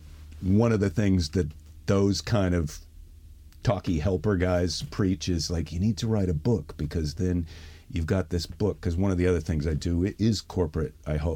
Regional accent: Midwest, United States; Because I'm a Midwesterner

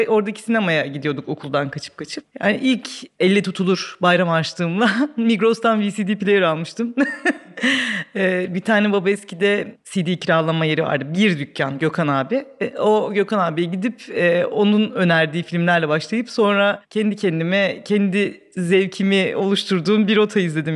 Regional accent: Babaeski, Kırklareli, Turkey; also born or lived in Bakırköy, Istanbul; 10 yaşına kadar İstanbul'da oturuyorduk. Biz e, Bakırköy'de. 10 yaşından sonra Kırklareli'nin bir ilçesi olan Babaeski'ye taşındık.

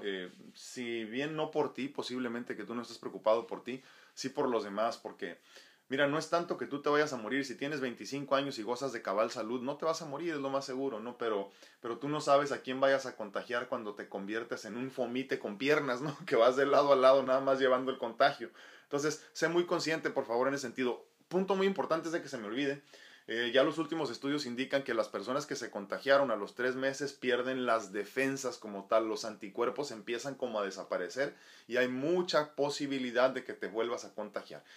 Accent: Mexico

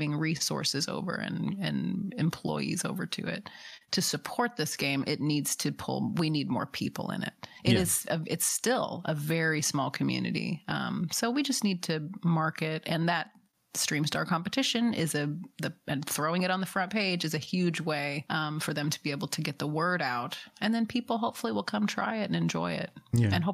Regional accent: Nashville, Tennessee, United States; I grew up in Nashville

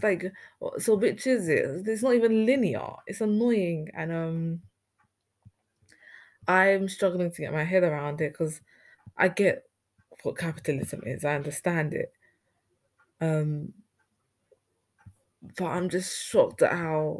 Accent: Ghana; I'm from Ghana and everything was oral back in our society

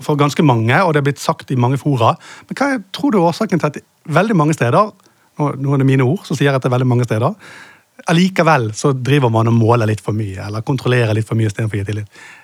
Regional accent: Bergen, Vestland, Norway; siden jeg er fra Bergen

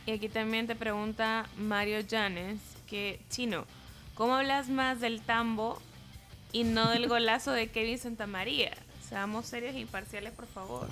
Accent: El Salvador; Nuestro país

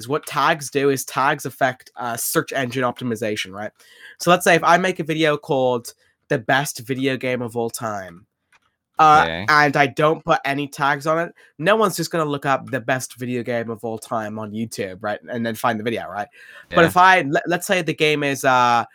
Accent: Ireland; I'm from Ireland

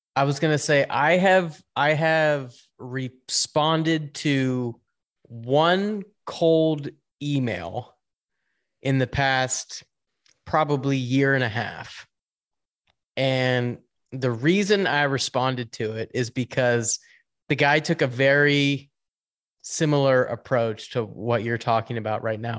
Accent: Pittsburgh, Pennsylvania, United States; I come from Pittsburgh

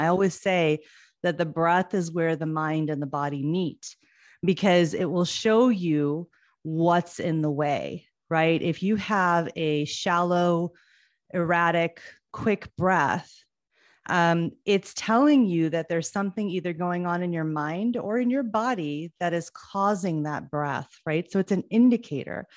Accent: United States; I am first generation here in the States. My parents immigrated from India

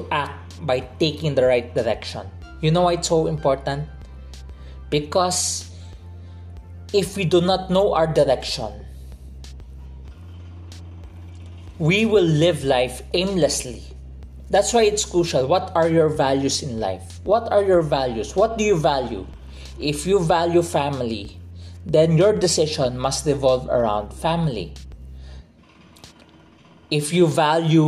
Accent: Philippines; I'm from the Philippines

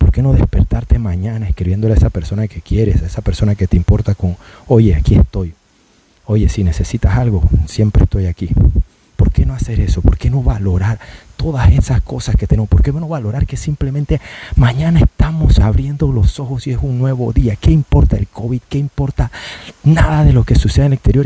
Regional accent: Panama; somos buenos panameños

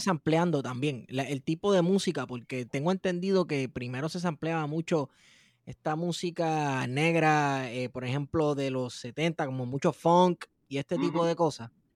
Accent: Puerto Rico

